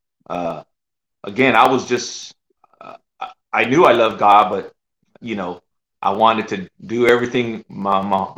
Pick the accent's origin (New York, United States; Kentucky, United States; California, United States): California, United States; San Jose; moved away as an adult; also born or lived in Oklahoma; I'm from the Bay Area, bro. I grew up, I was there.